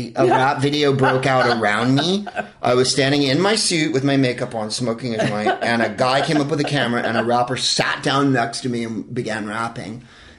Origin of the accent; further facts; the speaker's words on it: San Carlos, United States; I'm from San Carlos, which is, of course, St. Charles to you, the white people.